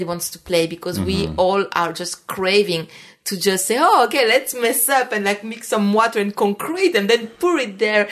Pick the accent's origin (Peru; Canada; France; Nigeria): France; now in New York, United States; I grew up in France